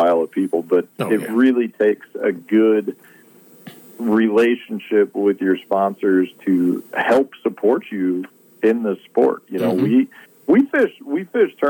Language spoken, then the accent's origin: English; Chicago, Illinois, United States; growing up in Chicago.